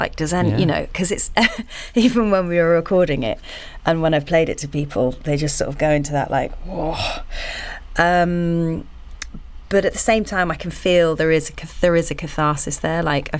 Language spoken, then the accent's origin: English; United Kingdom; we're all British and quite polite and awkward, you know.